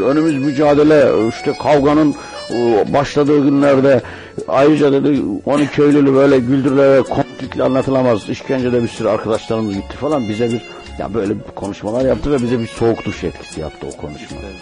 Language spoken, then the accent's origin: Turkish; Ankara, Turkey; moved away as an adult; now in Istanbul, Turkey; Ankara'da dünyaya geldim.